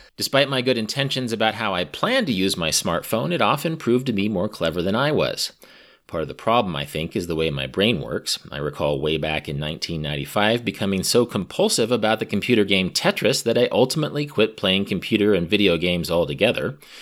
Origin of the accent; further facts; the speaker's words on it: Midwest, United States; I grew up in the Midwest with the Jeffersonian grid system of roads